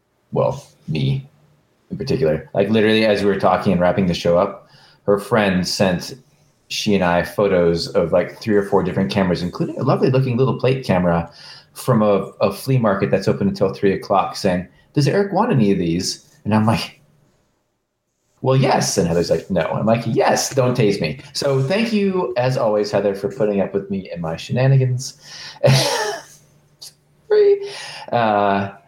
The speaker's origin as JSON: {"language": "English", "country": "United States", "said": "as an American"}